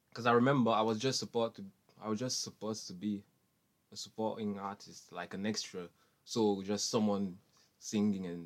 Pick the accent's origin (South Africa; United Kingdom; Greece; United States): United Kingdom; Manchester, North West England; That was hard because like I'm from Manchester, but I used to go Oldham every single Monday just to do theatre.